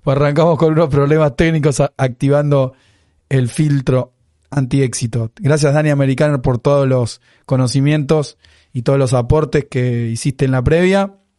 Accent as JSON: {"language": "Spanish", "country": "Argentina", "said": "como somos argentinos"}